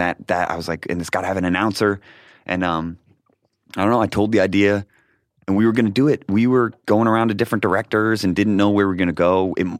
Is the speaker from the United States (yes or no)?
yes; Rochester, New York, United States; I was born in Rochester, New York.